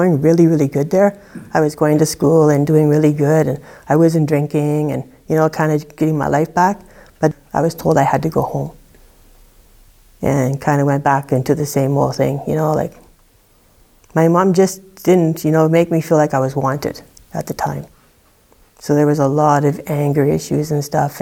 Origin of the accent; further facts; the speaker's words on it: Thompson, Manitoba, Canada; I grew up in Thompson, Manitoba